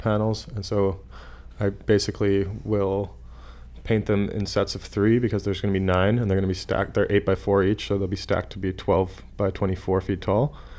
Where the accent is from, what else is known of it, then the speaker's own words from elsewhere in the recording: Saskatchewan, Canada; moved away; I'm from Saskatchewan